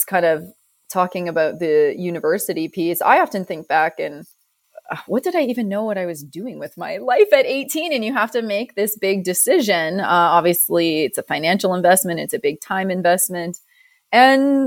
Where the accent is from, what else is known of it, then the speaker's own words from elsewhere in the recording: Ontario, Canada; now in Calgary, Canada; You're not from the West. As neither am I. We're both Ontario girls.